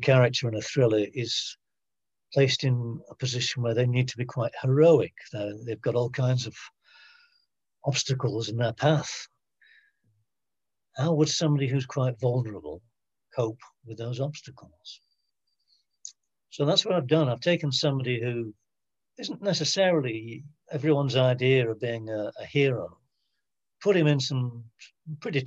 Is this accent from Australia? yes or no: no; Manchester, North West England, United Kingdom; now in Lancashire, United Kingdom; I was born in Manchester